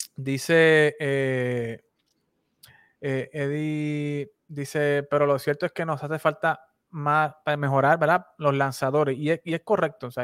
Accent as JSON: {"language": "Spanish", "country": "Puerto Rico", "said": "a nosotros los boricuas nos gusta ganar con el talento local"}